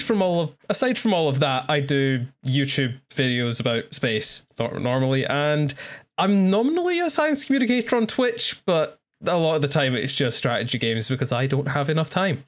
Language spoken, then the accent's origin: English; Scotland, United Kingdom; I'm Scottish.